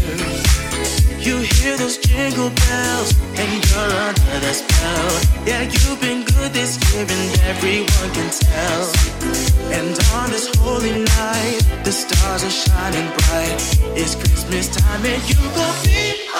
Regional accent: Carshalton, London, United Kingdom; I was born in St Helier's.

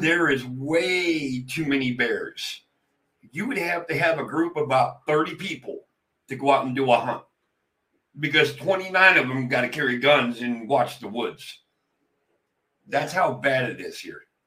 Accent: Pennsylvania, United States; I was born and raised in Pennsylvania

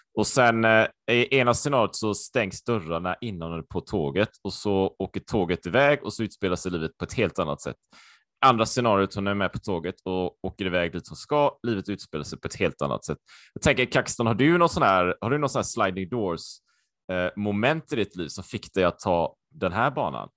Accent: Sweden; also born or lived in Japan / Taiwan; jag var ju supersvensk, jag har ju alltid varit i Sverige.

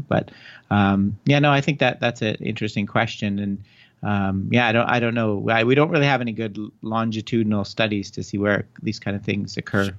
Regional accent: Canada; moved away as an adult; also born or lived in Ontario, Toronto area; now in Arizona, United States; I'm from Canada originally.

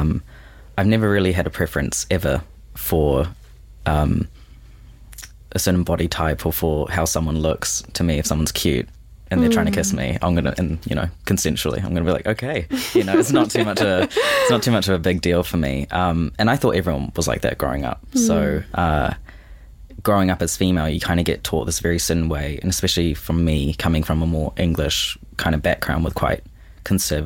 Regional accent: Auckland, New Zealand; born and raised in Auckland

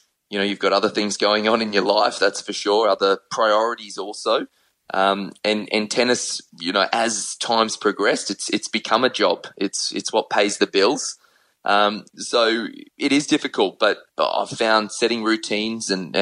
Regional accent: Brisbane, Queensland, Australia; in Queensland, which is where I'm from Brisbane

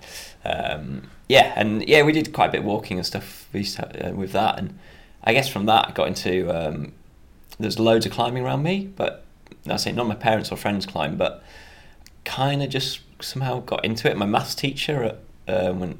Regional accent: Darley, Yorkshire and the Humber, United Kingdom; I'm from Yorkshire, which is in North England. Just a really small village called Darley. Nearest town's a place called Harrogate

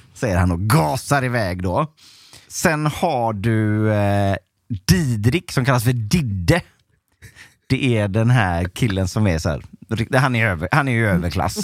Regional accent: Onsala, Halland County, Sweden; Jag är ju uppvuxen i Onsala

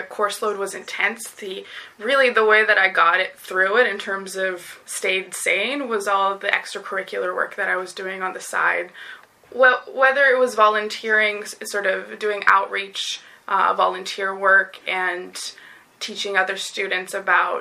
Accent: Vancouver, British Columbia, Canada; I grew up in British Columbia in the Vancouver sort of lower mainland area.

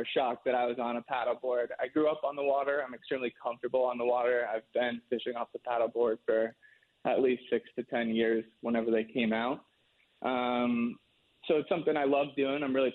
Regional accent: Madison, Connecticut, United States; I grew up in Madison, Connecticut

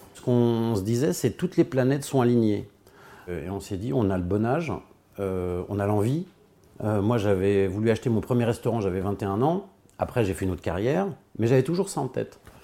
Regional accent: Hauts-de-Seine, Île-de-France, France; moved away as an adult; also born or lived in Versailles; now in Beaulieu-lès-Loches, France; Je suis né à Versailles, j'ai grandi euh, dans les Hauts-de-Seine

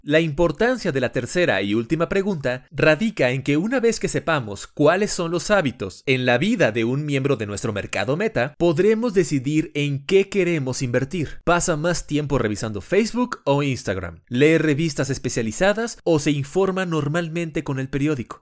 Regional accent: Mexico; moved away as an adult; also born or lived in Panama City; yo soy totalmente mexicano

